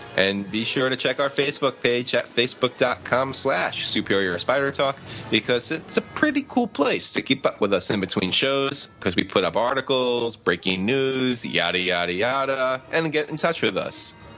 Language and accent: English; Long Island, New York, United States; I, I grew up on Long Island